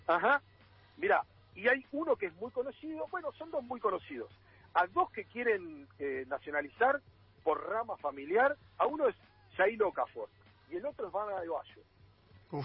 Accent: Argentina

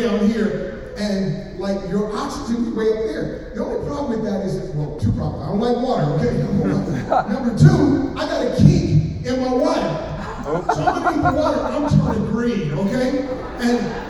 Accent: Oakland, California, United States; I'm from Oakland, California.

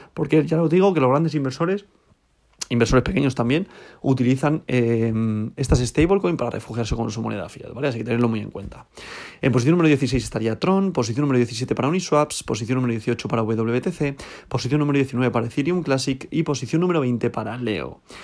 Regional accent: Spain; yo soy español, estoy en España

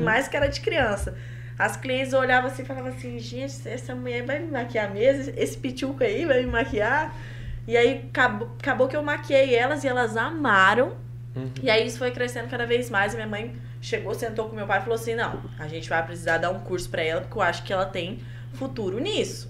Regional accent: Colorado, Paraná, Brazil; moved away as an adult; now in Maringá, Brazil; Eu nasci em Colorado, cresci lá

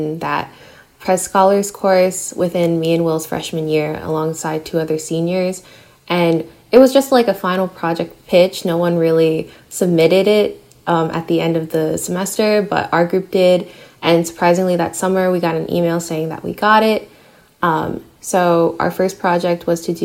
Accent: New York City, New York, United States; I am a half Filipino, half Puerto Rican Bronxite, born and raised in NYC

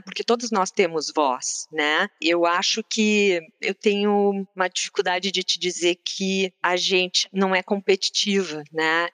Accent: Porto Alegre, Rio Grande do Sul, Brazil; moved away; eu que sou gaúcha, né, vindo de Porto Alegre

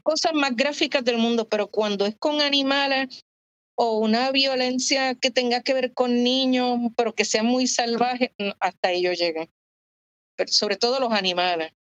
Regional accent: San Juan, Puerto Rico; also born or lived in Santurce, Puerto Rico; en mi adolescencia, preadolescencia en Coupey, yo viví en Coupey hasta los 20

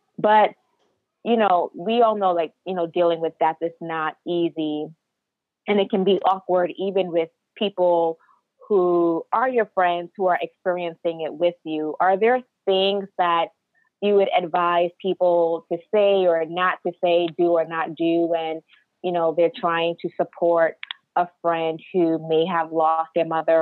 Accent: United States; as Nigerian Americans, us being first generation Americans

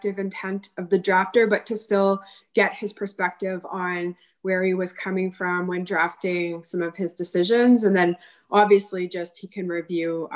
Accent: Ottawa, Ontario, Canada; I'm born and raised in Ottawa

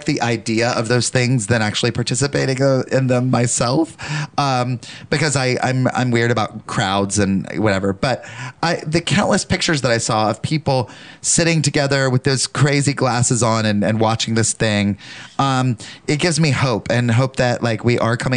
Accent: the South, Southern United States, United States; As a Southerner

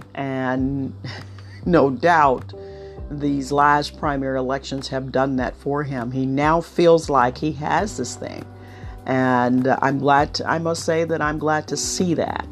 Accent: Ohio, United States; my home state of Ohio

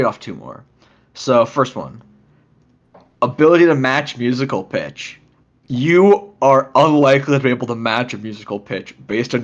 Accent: United States; we're American

